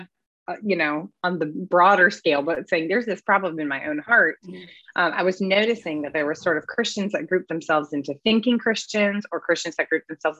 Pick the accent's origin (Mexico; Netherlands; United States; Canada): United States; Midwest; now in Greenville, United States; I grew up in the Midwest